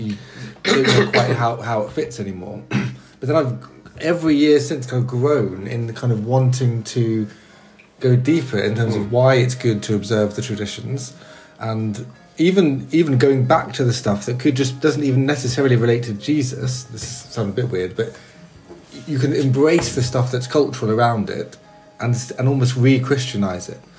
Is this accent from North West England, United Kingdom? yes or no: no; Brighton, South East England, United Kingdom; my hometown, has